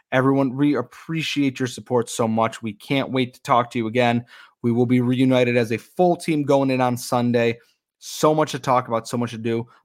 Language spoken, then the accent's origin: English; Western New York, United States; growing up in Western New York at the time there.